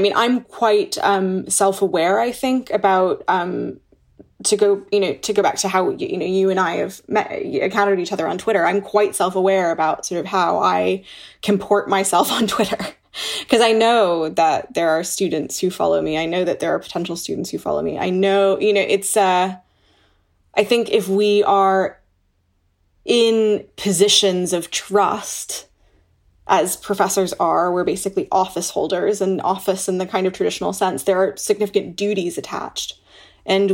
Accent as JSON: {"language": "English", "country": "United States", "also_born_or_lived": "Toronto, Canada", "moved": "yes", "lives_now": "Oxford, United Kingdom", "said": "as an American looking at my home country"}